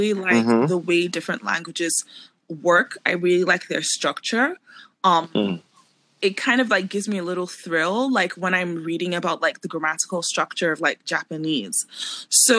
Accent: Lagos, Nigeria; also born or lived in Abuja; I grew up in Lagos and I had to learn Yoruba because Lagos is a Yoruba state

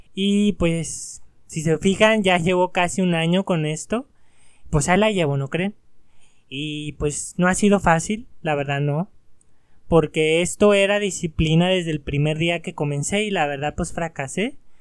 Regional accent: Mexico; sí tenemos mucha cultura como mexicanos.

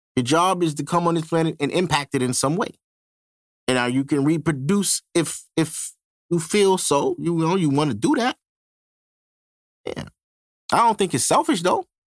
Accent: Brooklyn, New York, United States; I've been born and raised in Brooklyn my whole life

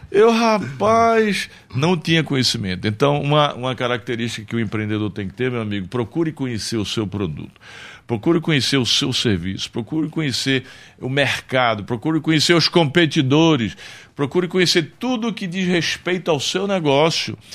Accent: Santana dos Garrotes, Paraíba, Brazil; born there; eu nasci pobre, eu nasci na favela, eu nasci lá em Santana dos Garrotes, na Paraíba

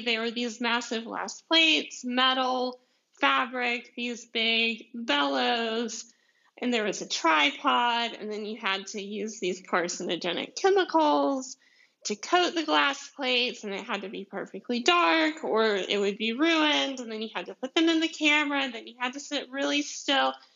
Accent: deep south Georgia, United States; accent: southern; my southern accent, which I'm from Georgia, like like deep south Georgia

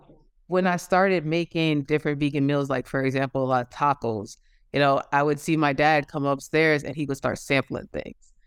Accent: New York, United States; moved away as an adult; now in Georgia, United States; I'm originally from New York, but I am currently living in Georgia

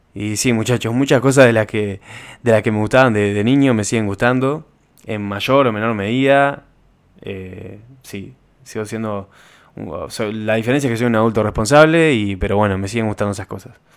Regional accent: Uruguay; Como uruguayo

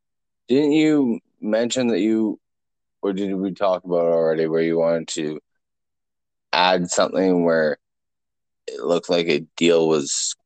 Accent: Canada; That makes me very bubbly inside as a Canadian.

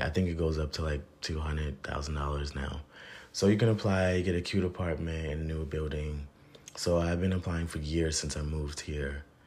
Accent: Virginia, United States; I'm from Virginia

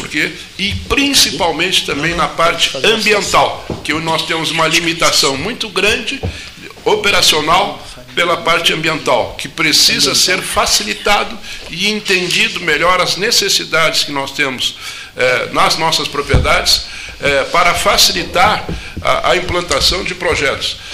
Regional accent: Campo Sul, Rio Grande do Sul, Brazil; temos aqui o meu município, que eu sou natural de Campo Sul, a maior índice de minifúndios do Brasil

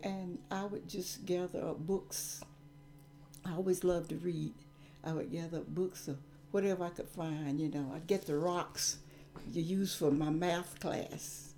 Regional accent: Gaffney, South Carolina, United States; I grew up in Gaffney, South Carolina

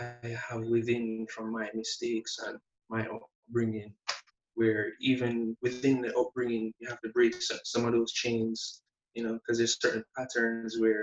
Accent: Montego Bay, St. James, Jamaica; growing up in Montego Bay, well, St. James is in America, you know, country boy.

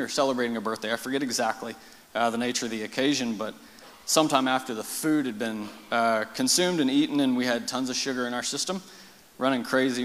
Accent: Marble Falls, Texas, United States; also born or lived in Austin, Texas; raised in Marble Falls

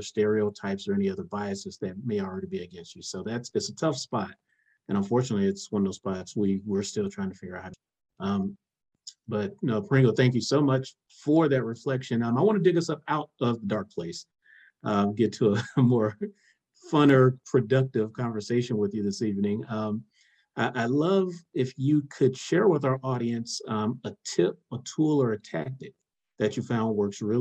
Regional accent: South Miami, Florida, United States; I'm from South Miami

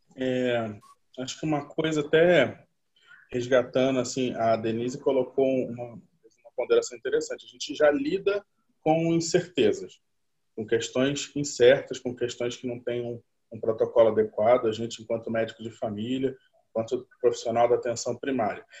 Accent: Rio de Janeiro, Brazil; eu sou do Rio de Janeiro

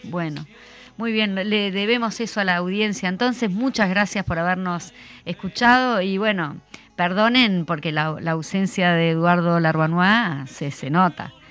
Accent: Uruguay; nosotros como, uruguayos

